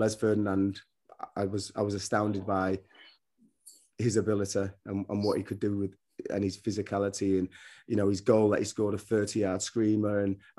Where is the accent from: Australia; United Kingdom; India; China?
United Kingdom; England; Couldn't believe my accent because I'm a northerner and I had dreadlocks and they thought I was born in London, so I'll have a Cockney accent.